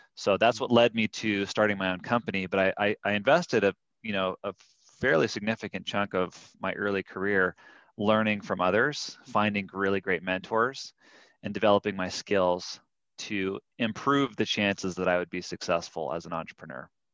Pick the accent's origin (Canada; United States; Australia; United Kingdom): United States; California; also born or lived in Durango, Colorado; now in Salt Lake City, United States; I grew up in California, and then we spent a year in a little town called Durango, Colorado